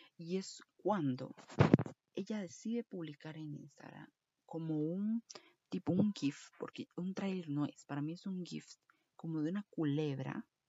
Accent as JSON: {"language": "Spanish", "country": "Costa Rica"}